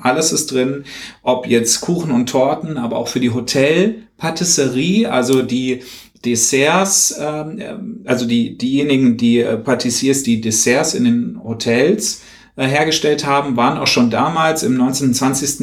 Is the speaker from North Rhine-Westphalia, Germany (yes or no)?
no; Hesse, Germany; bei uns in Hessen in der Nähe